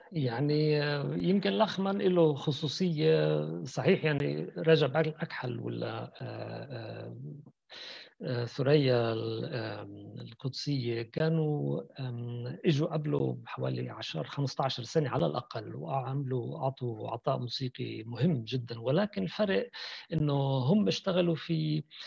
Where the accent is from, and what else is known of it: Palestine